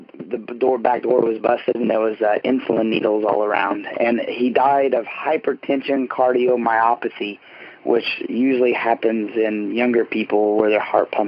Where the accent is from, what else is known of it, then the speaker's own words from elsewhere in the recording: Terre Haute, Indiana, United States; Home is in Terre Haute, Indiana, where the famous Larry Bird played for Indiana State University. I'm a Hoosier.